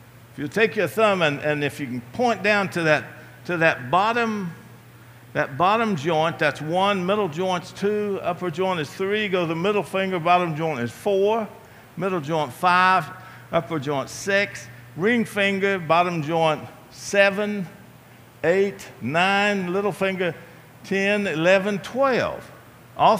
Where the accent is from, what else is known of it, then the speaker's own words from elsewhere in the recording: Appalachia, Virginia, United States; moved away; my hometown of Appalachia